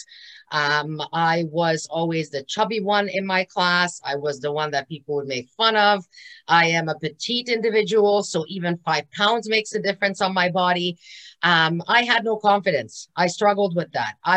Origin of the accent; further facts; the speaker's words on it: Hungary; now in Canada; I am actually from Hungary, and I came to Canada 34 years ago